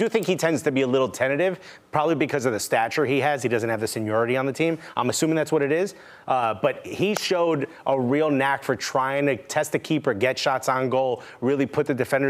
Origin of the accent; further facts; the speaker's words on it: Newark, New Jersey, United States; born and raised in Newark